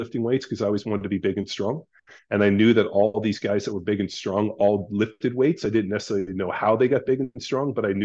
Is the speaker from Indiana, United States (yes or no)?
no; Palos Verdes, California, United States; born or raised there